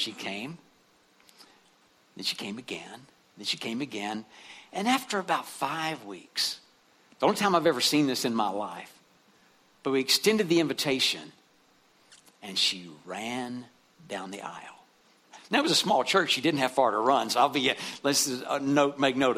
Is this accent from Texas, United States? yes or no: yes; West Texas, United States; where I grew up in West Texas